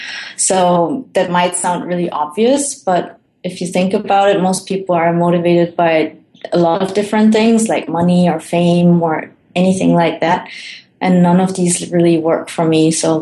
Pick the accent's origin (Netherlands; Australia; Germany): Germany; moved away; also born or lived in Colombia; I was born in Colombia, and then I was adopted by my parents, who are Dutch. So I have the Dutch nationality, and then grew up in Germany, and now I travel the world